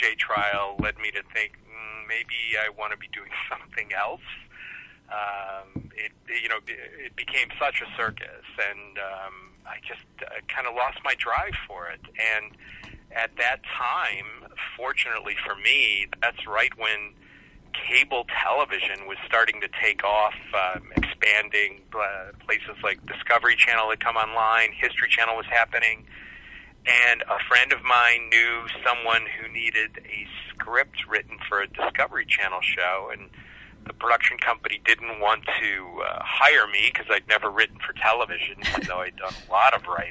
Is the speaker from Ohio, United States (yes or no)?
yes; Cleveland, Ohio, United States; moved away as an adult; also born or lived in Southern California; I'm originally from Cleveland, Ohio, which I'm very proud